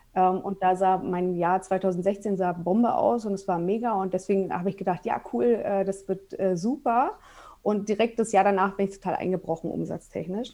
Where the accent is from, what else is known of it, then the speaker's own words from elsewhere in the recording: Berlin, Germany; also born or lived in Munich suburb; now in Munich area, Germany; ich bin gebürtige Berlinerin und wohne aber mittlerweile mit meinem Mann und mit meinen zwei Kindern äh, in einem Vorort von München.